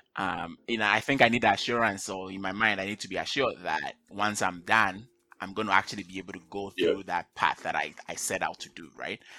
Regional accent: Ghana; now in Canada; I'm originally from Ghana. Um, I currently I live in Canada

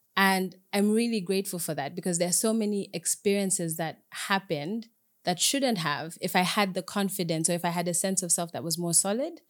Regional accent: Zambia; I'm Zambian Ugandan, um, but I grew up in Zambia, so I identify more with my Zambianness

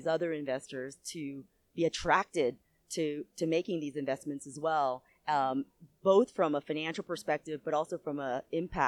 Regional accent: United States; I'm from the U.S.

